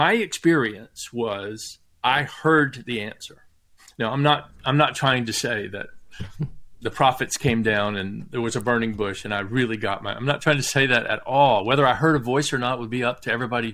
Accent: the South, Southern United States, United States; I'm a Southerner by birth, and my grandfather was Irish

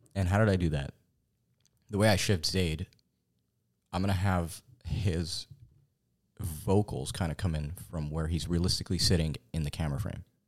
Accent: Fountain Valley, California, United States; also born or lived in Corona, California; born in Fountain Valley, California, actually. Um, we reside in Corona, California

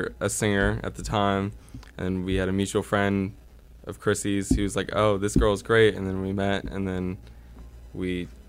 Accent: Poughkeepsie, New York, United States; born or raised there

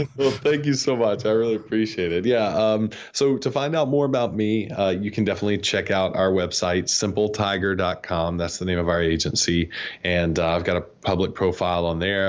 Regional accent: North Georgia, United States; moved away; I grew up in North Georgia, where it's cold all the time

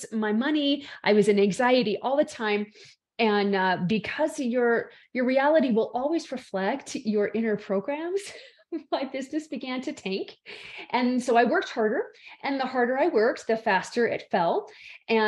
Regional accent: Salt Lake City, Utah, United States; I am from the base of the Rocky Mountains in Salt Lake City, Utah, in the States

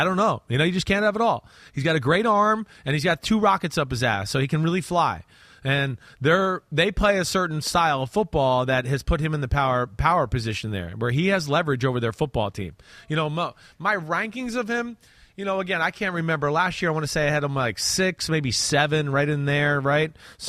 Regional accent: New Jersey, United States; I'm from New Jersey.

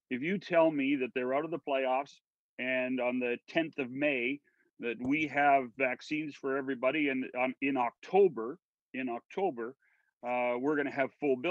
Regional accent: British Columbia, Canada; I'm a British Columbian

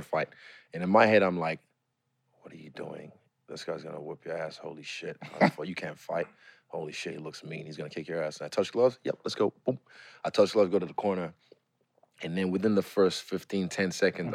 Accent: New Zealand; also born or lived in Lagos, Nigeria; I'm from New Zealand

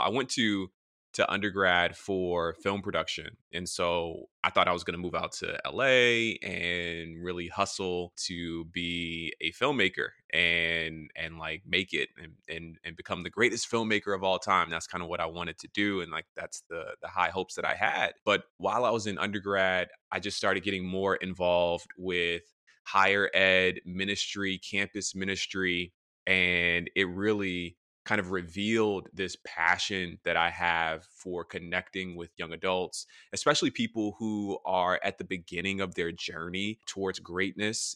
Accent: Atlanta, Georgia, United States; moved away as an adult; also born or lived in Tennessee / Michigan; now in Washington, D.C., United States; I'm a pastor in D C, I'm from Atlanta

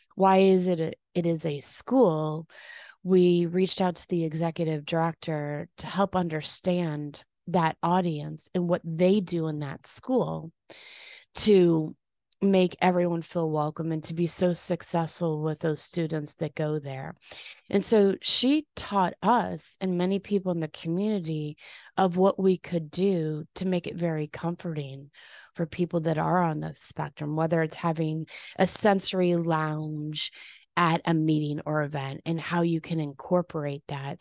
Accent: Chicago, Illinois, United States; moved away as an adult; also born or lived in San Diego; now in Palm Beach, United States; went back to my hometown of Chicago

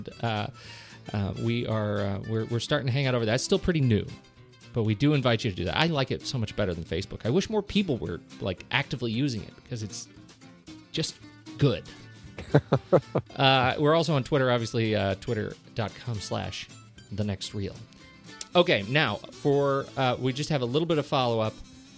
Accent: Colorado Springs, Colorado, United States; also born or lived in Oklahoma; I'm from Colorado Springs. Originally grew up. I was born in Oklahoma, but I didn't spend a long time there.

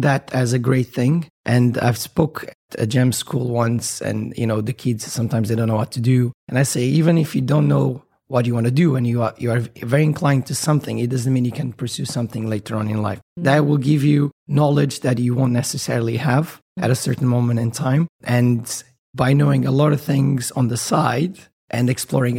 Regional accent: Portugal; moved away as an adult; also born or lived in Bermuda; now in United Arab Emirates; I'm from Portugal. I've moved here about almost 10 years ago, just out of university.

